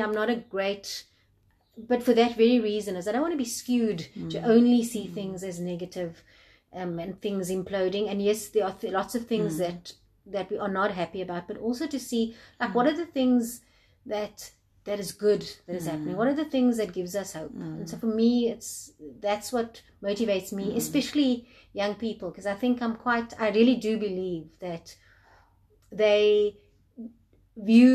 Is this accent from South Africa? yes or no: yes; South Africa